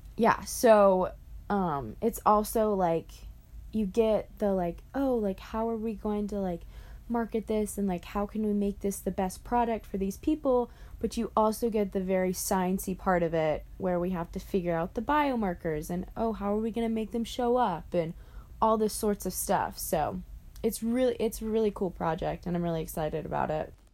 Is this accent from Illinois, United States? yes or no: no; Greenville, South Carolina, United States; my hometown of Greenville, South Carolina